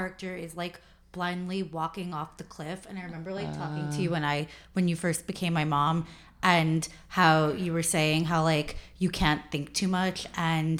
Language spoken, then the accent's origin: English; New York City, New York, United States; I am from New York, like my mom